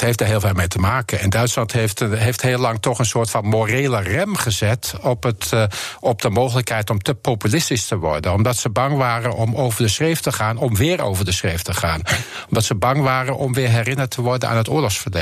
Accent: Netherlands; moved away as an adult; also born or lived in Switzerland / Rotterdam / Germany; now in Amsterdam, Netherlands; we zijn als Nederlanders

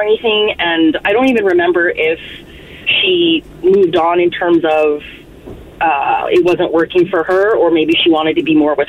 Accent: Philippines; we're Filipino, so we had a bunch of Filipino friends, and we went on a camping trip.

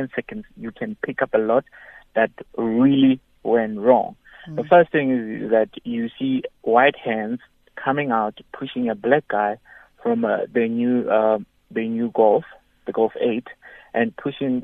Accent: Mabopane, Gauteng, South Africa; I'm from Mabupan

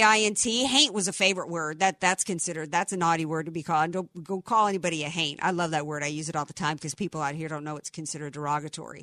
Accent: New Orleans, Louisiana, United States; in New Orleans, that's what JAP stood for, because we had a lot of Jewish community

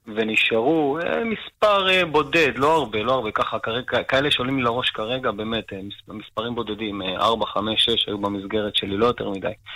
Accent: Maalot-Tarshiha, Northern District, Israel; born or raised there; also born or lived in Argentina; now in Nahariya, Israel

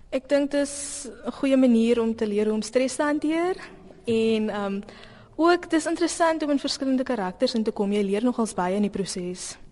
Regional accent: Bellville, Western Cape, South Africa; Ek is van Belwel.

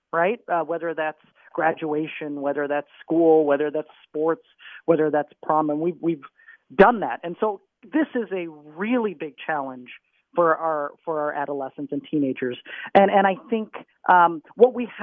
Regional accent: Minnesota, United States; moved away as an adult; also born or lived in Texas / Southern Africa; I grew up in Minnesota.

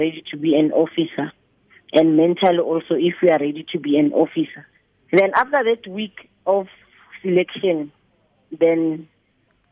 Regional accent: Mabopane, Gauteng, South Africa; I was born in Mabopane, Winterfeld in 1984, May the 18th

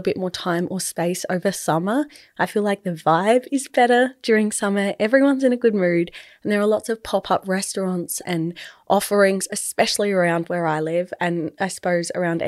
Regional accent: Adelaide, South Australia, Australia; if you are from a small city like I am, I'm from Adelaide

